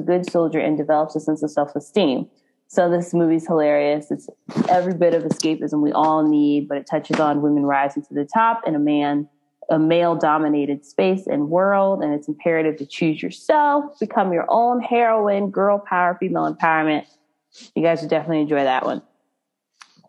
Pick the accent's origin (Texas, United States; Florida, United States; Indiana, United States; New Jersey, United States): Texas, United States; Frisco; also born or lived in Waxahachie, Texas; I grew up in Frisco, when I was really little, until about 7 or 8, I lived in Waxahachie